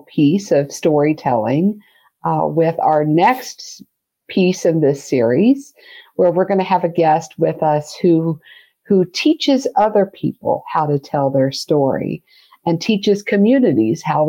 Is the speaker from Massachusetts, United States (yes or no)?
no; Smith Center, Kansas, United States; my hometown of Smith Center, Kansas